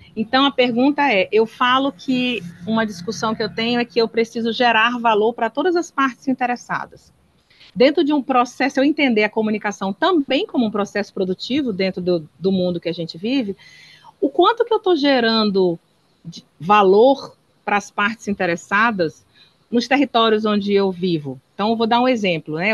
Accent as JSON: {"language": "Portuguese", "region": "Northeast Region", "country": "Brazil", "said": "eu que sou nordestina"}